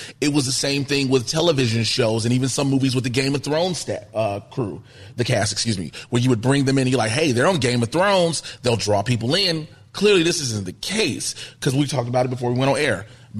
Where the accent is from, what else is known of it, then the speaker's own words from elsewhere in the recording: Chicago, Illinois, United States; moved away as an adult; now in Los Angeles, United States; I'm from Chicago. We are born and bred in it.